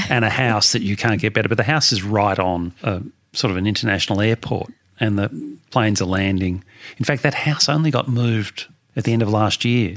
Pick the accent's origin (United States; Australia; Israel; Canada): Australia; Melbourne, Victoria; born or raised there